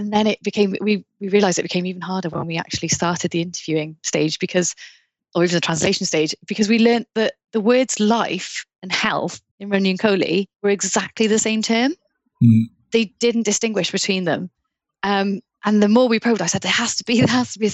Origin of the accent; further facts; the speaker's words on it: South Wales, United Kingdom; also born or lived in Bordeaux, France; So I'm from Wales, and I'm from South Wales, and in North Wales, they say for cake, the word cake, they say cacen. But I'm from South Wales and I say taishen.